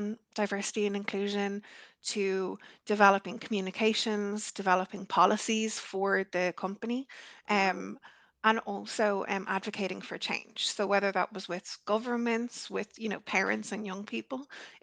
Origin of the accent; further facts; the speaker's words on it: Ireland; as I was growing up in Ireland, I'm Irish